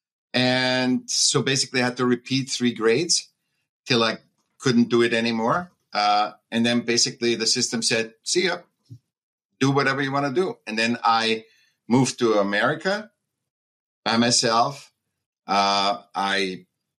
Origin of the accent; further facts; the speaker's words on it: Vienna, Austria; I was born in Vienna, Austria